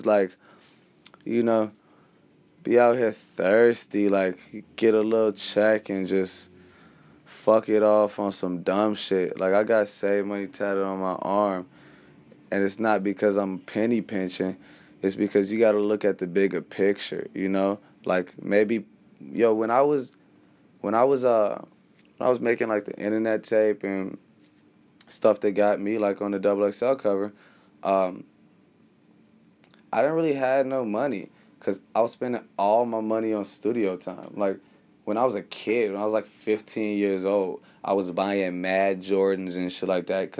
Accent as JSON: {"language": "English", "town": "Chicago", "region": "Illinois", "country": "United States", "said": "I'm from Chicago"}